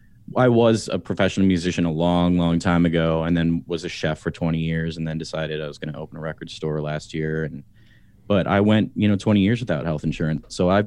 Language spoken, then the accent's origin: English; Kansas City, Missouri, United States; There's one where I grew up in Kansas City called the Midwest Music Foundation